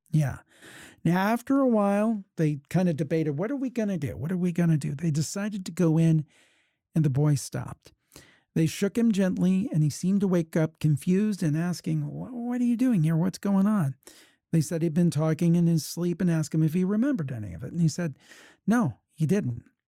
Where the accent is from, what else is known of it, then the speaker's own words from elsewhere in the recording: Ohio, United States; I was born and raised in Ohio